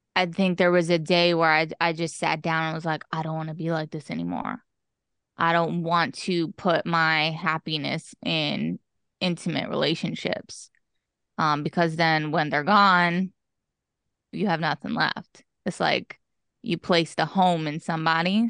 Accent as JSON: {"language": "English", "town": "East Stroudsburg", "region": "Pennsylvania", "country": "United States", "tie": "born or raised there", "also_born_or_lived": "Tannersville, Pennsylvania / Mount Pocono, Pennsylvania", "lives_now": "Harrisburg, United States", "said": "I was, uh, born and raised in Pennsylvania, but specifically East Stroudsburg, Pennsylvania"}